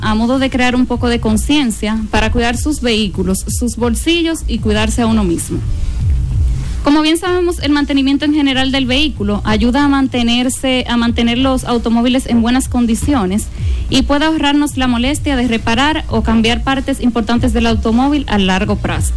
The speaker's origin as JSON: {"language": "Spanish", "country": "Dominican Republic", "said": "como buen dominicano"}